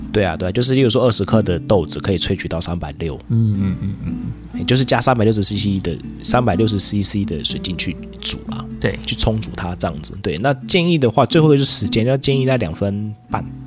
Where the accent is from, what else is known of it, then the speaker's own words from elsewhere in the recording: Taiwan; 我台湾人